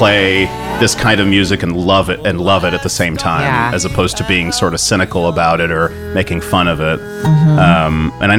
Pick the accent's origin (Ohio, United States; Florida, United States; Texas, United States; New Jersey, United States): Texas, United States; San Antonio; I grew up in San Antonio